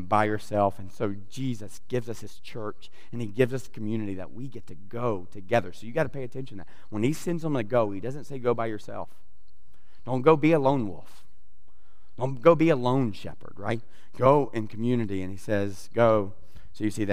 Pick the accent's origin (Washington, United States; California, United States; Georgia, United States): Georgia, United States; South; I grew up in South Georgia